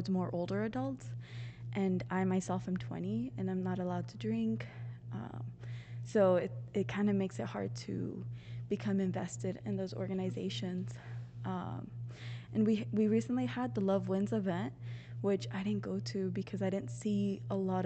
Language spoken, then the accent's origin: English; Pomona, California, United States; also born or lived in La Puente, California; growing up in Pomona and in La Puente